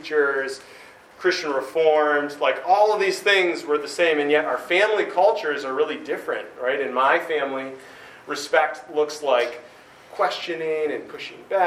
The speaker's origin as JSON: {"language": "English", "country": "United States", "said": "I'm American"}